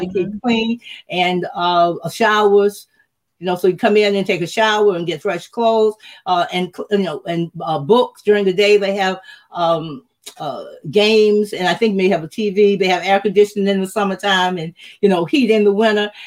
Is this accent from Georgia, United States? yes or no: yes; Macon, Georgia, United States; I was from Macon, Georgia.